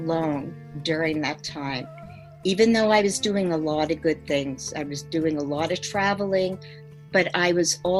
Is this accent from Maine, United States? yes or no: no; Merrick, New York, United States; I come from Merrick, Long Island, and I grew up in a very, an environment that was middle to upper middle class